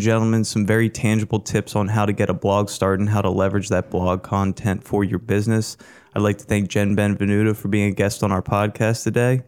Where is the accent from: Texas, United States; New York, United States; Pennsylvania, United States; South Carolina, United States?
Pennsylvania, United States; York; my hometown of York